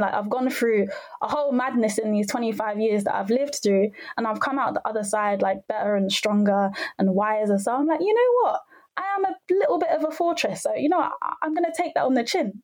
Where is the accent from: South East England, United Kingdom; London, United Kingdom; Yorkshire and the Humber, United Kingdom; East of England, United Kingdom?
London, United Kingdom; I'm from North London.